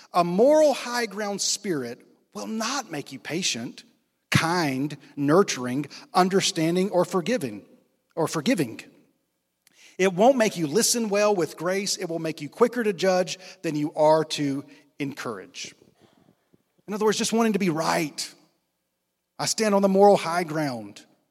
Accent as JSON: {"language": "English", "town": "Rocky Mount", "region": "North Carolina", "country": "United States", "tie": "born or raised there", "also_born_or_lived": "Fayetteville, North Carolina", "said": "In the middle of the fifth grade, we moved from Fayetteville, North Carolina to Rocky Mount"}